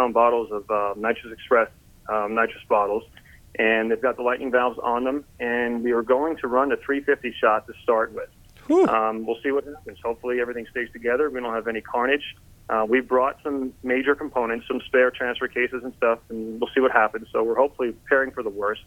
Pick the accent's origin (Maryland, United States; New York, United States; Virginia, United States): New York, United States; Southern; we're from Southern New York, 20 minutes outside of Manhattan. City boys, tried and true, born and raised